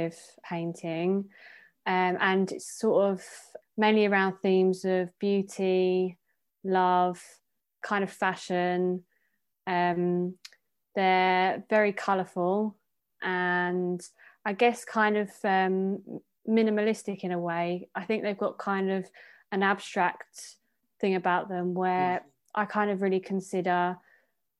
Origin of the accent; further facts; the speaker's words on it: Essex, East of England, United Kingdom; growing up in Essex